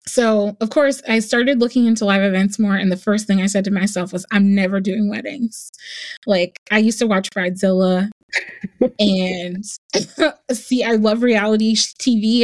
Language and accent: English; New Jersey, United States; moved away as an adult; also born or lived in New York; now in Charlotte, United States; I grew up in New Jersey, but my entire family is in the South